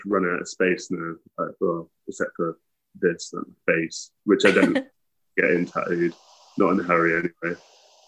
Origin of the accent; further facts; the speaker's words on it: Hereford, West Midlands, United Kingdom; accent: Midlands; I grew up on the Welsh border near a town called Hereford, so I guess it's Midlands.